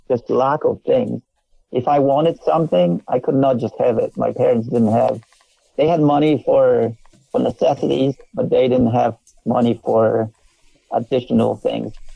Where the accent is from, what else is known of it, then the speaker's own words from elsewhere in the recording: Poland; English is a second language; moved away as an adult; also born or lived in Canada; now in United States; I was long gone from Poland, I was by then I was a Canadian citizen